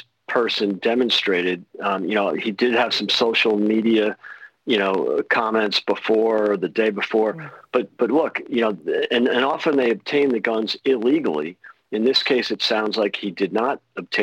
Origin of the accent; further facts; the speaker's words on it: Chicago, Illinois, United States; now in United Kingdom; Chicago, my hometown.